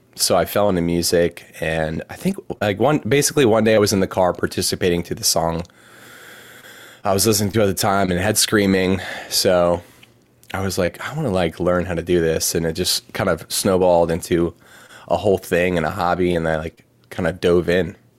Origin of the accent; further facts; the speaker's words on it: Anne Arundel County, Maryland, United States; moved away as an adult; also born or lived in Birmingham, Alabama / Lancaster, Pennsylvania; now in Baltimore, United States; was born and raised in Maryland, um, grew up in Anne Arundel County, which is right on the, uh, on the water.